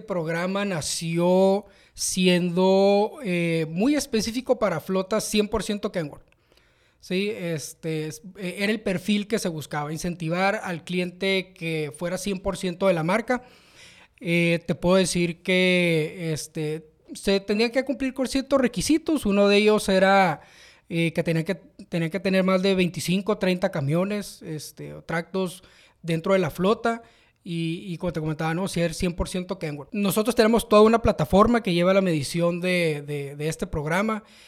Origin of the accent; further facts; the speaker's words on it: Mexicali, Baja California, Mexico; moved away as an adult; now in San Luis Potosí, Mexico; soy de Mexicali, 100% cachanilla